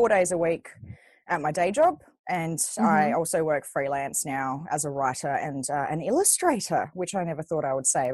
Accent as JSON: {"language": "English", "country": "Australia", "also_born_or_lived": "Sydney", "said": "We are Australian"}